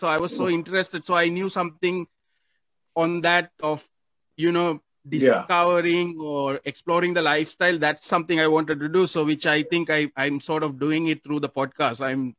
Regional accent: Sri Lanka; now in Philippines; I don't feel like I'm a Sri Lankan here anymore. I feel like I'm actually a Filipino

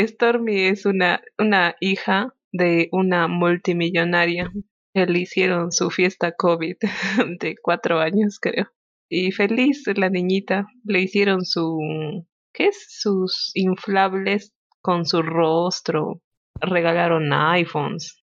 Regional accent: Peru; somos peruanos con orgullo

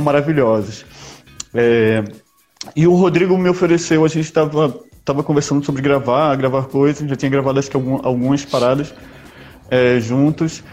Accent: Recife, Pernambuco, Brazil; also born or lived in Sweden; eu fui criado em Recife, mas eu nasci na Suécia

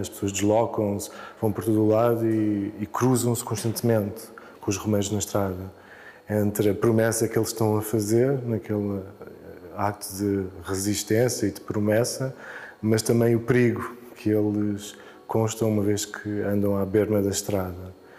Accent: Azores, Portugal; o resto da nossa identidade cultural enquanto insular, enquanto açoriano

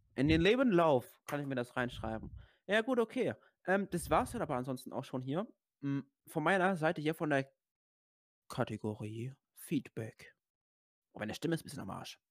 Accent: Rhineland-Palatinate, Germany; bei uns in Rheinland-Pfalz

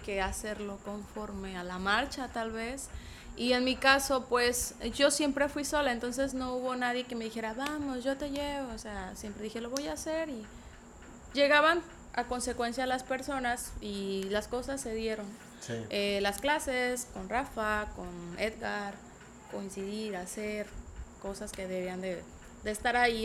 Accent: San Jerónimo, Guerrero, Mexico; soy nativa de ahí, pero pues era no muy conocida por el pueblo

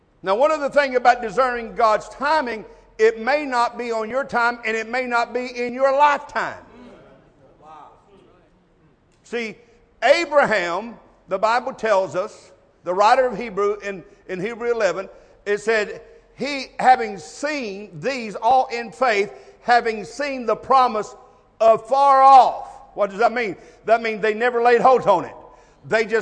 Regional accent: United States; I was born in America

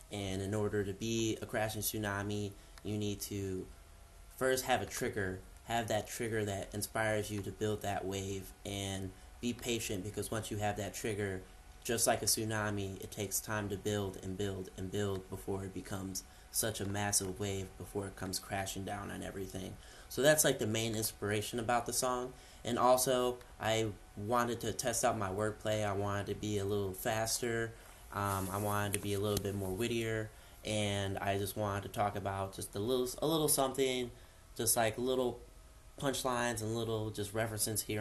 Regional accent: Cleveland, Ohio, United States; now in Columbus, United States; I've been in Columbus for about a couple years now, a little over a couple years. I'm coming from Cleveland

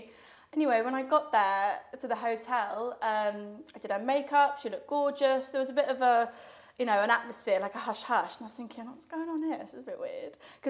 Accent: Spain; now in United Kingdom; I grew up in Spain. And we lost touch, as you do. I moved back to the UK.

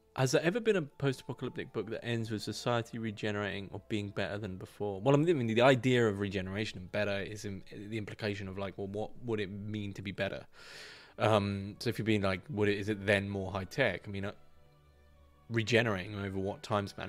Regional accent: United Kingdom; I'm not a Northman. I'm, I'm from the South, my fellow man. I'm from the South

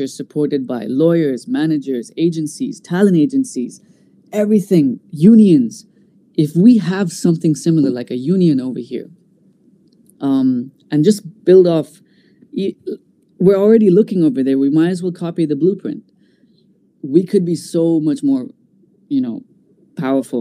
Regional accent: Bahrain; being an Indian in this part of the world

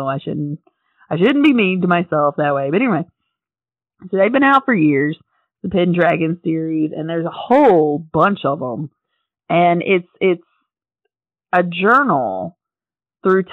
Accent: North Carolina, United States; if you're from North Carolina, which I am, you know. My hometown's about an hour and a half from Asheville. So I got to see the Biltmore House quite a bit growing up

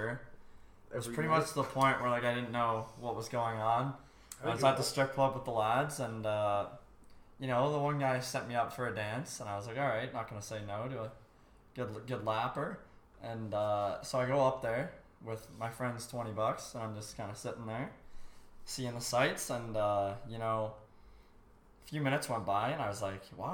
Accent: Barrie, Ontario, Canada; now in Sudbury, Canada; Was born in Barrie, Ontario, but now I live in the grittiest city in Canada, Sudbury

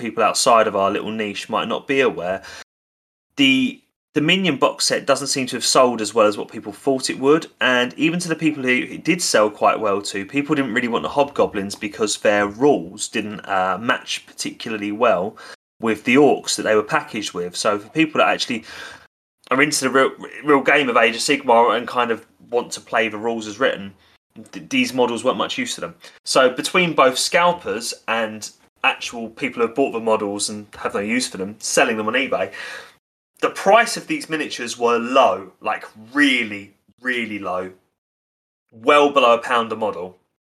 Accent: Basildon, East of England, United Kingdom; born there; I was born in Basildon in 1999.

